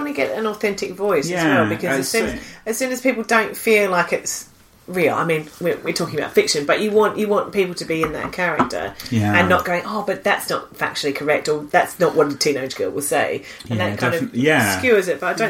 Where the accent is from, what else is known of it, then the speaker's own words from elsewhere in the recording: Australia; now in United Kingdom; as an Australian